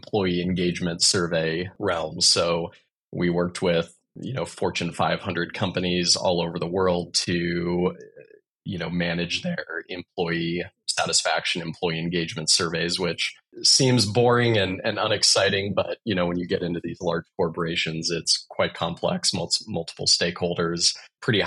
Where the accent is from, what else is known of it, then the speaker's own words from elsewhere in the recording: Nebraska, United States; moved away as an adult; also born or lived in Munich, Germany / London, United Kingdom / Silicon Valley, California; Born and raised in Nebraska, spent about 6 years of my professional career away